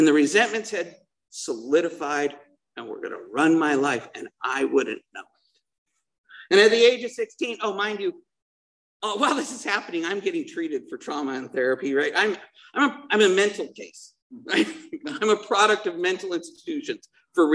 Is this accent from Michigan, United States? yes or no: no; Salt Lake City, Utah, United States; also born or lived in Missouri; now in Dana Point, United States; I grew up in Salt Lake City